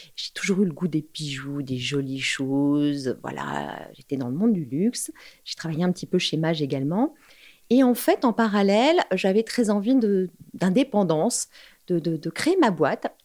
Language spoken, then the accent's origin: French; Paris, Île-de-France, France; je suis une Parisienne